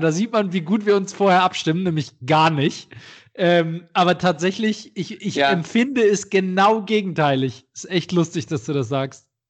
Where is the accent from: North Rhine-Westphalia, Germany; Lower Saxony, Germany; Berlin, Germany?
North Rhine-Westphalia, Germany; Düsseldorf; in meiner Heimatstadt in Düsseldorf